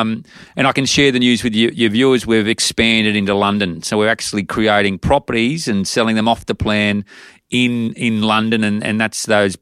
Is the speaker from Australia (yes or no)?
yes; Gunnedah, New South Wales, Australia; I'm a kid from Gunnedah in country New South Wales. And when I moved to Sydney, I fell in love with property